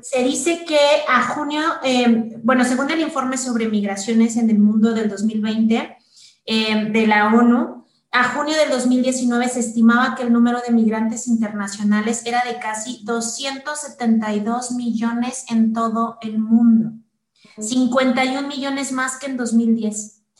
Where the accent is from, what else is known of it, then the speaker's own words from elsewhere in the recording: Mexico; aquí en México